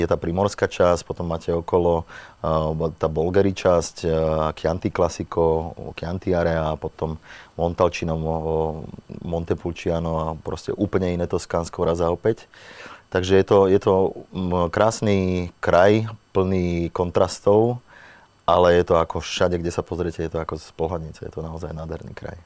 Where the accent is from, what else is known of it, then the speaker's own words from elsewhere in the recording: Slovakia; moved away as an adult; also born or lived in Italy; my sme Slováci